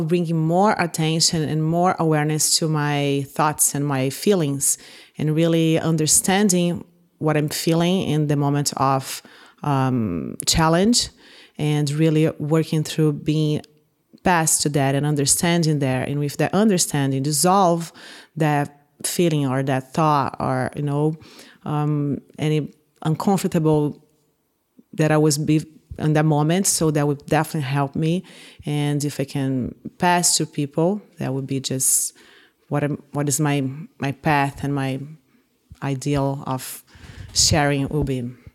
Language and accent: English; Brazil; moved away as an adult; now in Hawaii, United States; I'm from Brazil, but I've been living, uh, in United States and Hawaii for the past seventeen years.